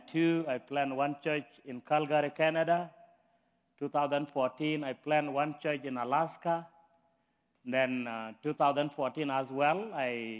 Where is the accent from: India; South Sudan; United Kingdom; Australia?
South Sudan; moved away as an adult; now in United States; I'm from South Sudan. I've been in the state for 18 years.